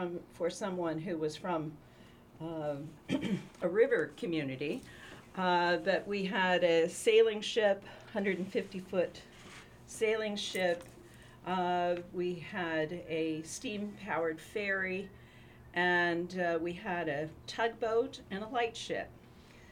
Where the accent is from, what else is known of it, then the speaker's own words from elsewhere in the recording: Tri-Cities, Washington, United States; I was raised in the Tri-Cities in a small town